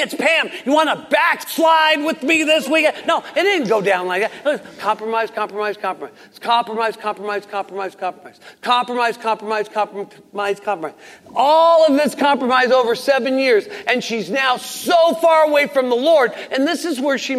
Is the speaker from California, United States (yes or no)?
yes; Southern California, United States; I grew up in Southern California, I come from 4 generations of heathen, filthy dog pigs